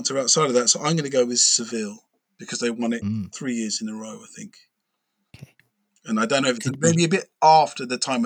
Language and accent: English; United Kingdom; I'm British, right? I'm British and I support Norwich.